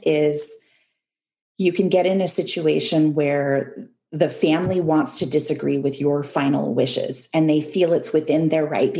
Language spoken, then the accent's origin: English; Canada; also born or lived in United States; because I grew up in Canada and the United States, and we're a culture that values individual decision-making.